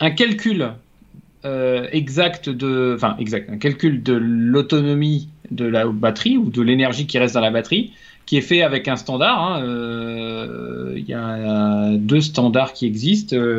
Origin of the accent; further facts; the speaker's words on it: France; en tant que Français